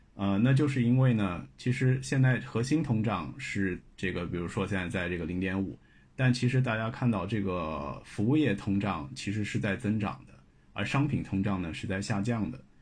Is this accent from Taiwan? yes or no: no; China; 我们作为中国人自己